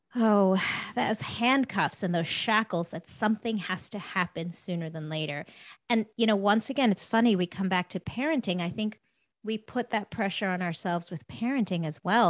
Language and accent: English; South Africa; moved away; I'm from, I'm originally from South Africa.